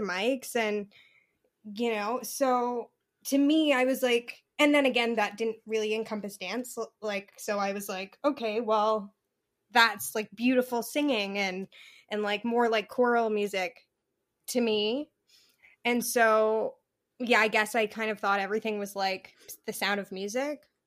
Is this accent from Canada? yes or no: yes; Regina, Saskatchewan, Canada; it was so nice to be able to do that show in my hometown.